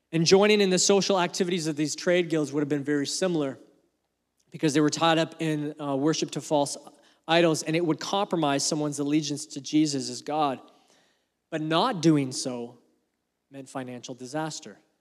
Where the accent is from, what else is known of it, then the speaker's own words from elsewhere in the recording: Canada; As a Canadian